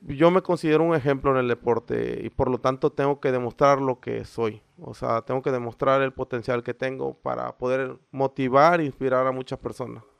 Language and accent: Spanish; Isla, Veracruz, Mexico; Sí, soy de aquí de Isla. Este, soy de la colonia La Gravera